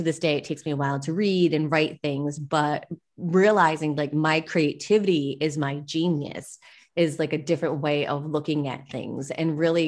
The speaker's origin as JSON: {"language": "English", "region": "Rhode Island", "country": "United States", "accent": "Boston", "moved": "yes", "lives_now": "Puerto Rico", "said": "I'm originally from the East Coast in Rhode Island, so I kind of have that Boston accent"}